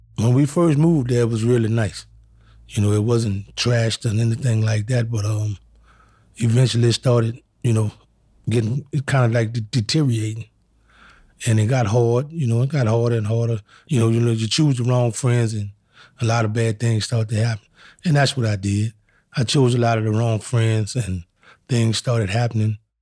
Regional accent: New Orleans, Louisiana, United States; I grew up in New Orleans, Louisiana

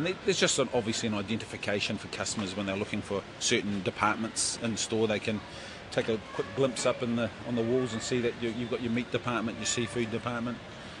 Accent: Waiuku, Auckland, New Zealand; moved away as an adult; now in Tokoroa, New Zealand; I'm not originally from Tokoroa, but I've lived there for 2.5 years now, since I owned the store, but I'm originally from Waiuku, still of Tainui descent, but it's just something that I've embraced at my time here in Tokoroa.

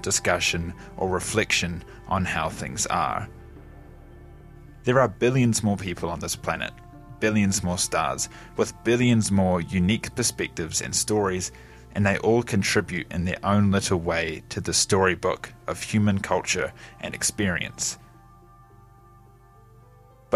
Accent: Gore, Southland, New Zealand; This is my hometown, Gore. It is small, only around 12,000 people

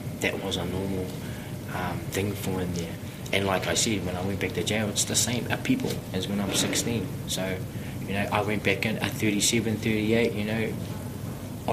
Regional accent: Auckland, New Zealand; I grew up in Otara

